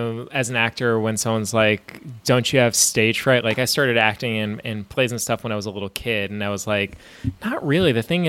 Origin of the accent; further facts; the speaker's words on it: New York, United States; growing up in New York as a tortured Mets fan